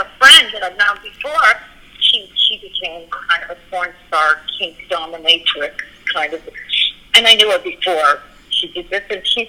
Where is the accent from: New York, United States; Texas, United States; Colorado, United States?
Colorado, United States; Boulder; You know, I grew up in Colorado.